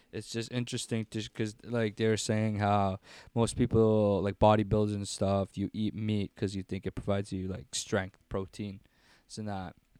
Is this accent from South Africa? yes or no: no; Philippines; I'm Filipino.